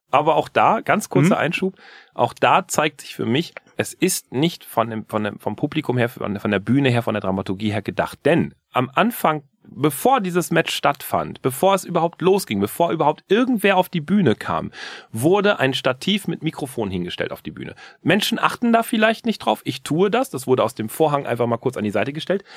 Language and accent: German; Germany; wir würden als Deutsche sagen